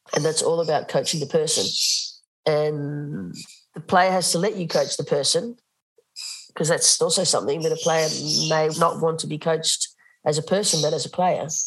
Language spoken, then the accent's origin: English; Australia; moved away as an adult; now in Netherlands; When I moved to Holland, I was coaching as an Australian